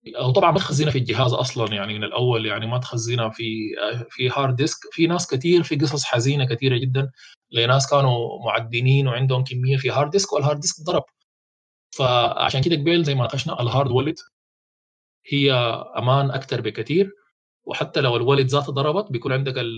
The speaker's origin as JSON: {"language": "Arabic", "country": "Sudan", "said": "عندنا في السودان"}